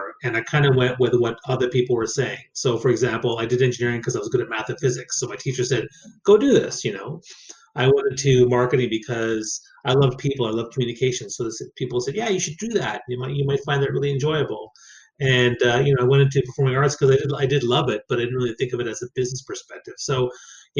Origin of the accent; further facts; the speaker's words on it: Saint John, New Brunswick, Canada; I grew up in New Brunswick on the East Coast